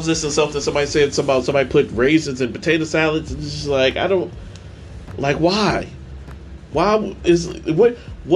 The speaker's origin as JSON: {"language": "English", "town": "St. Louis", "region": "Missouri", "country": "United States", "also_born_or_lived": "Tennessee", "moved": "yes", "said": "I'm from St. Louis"}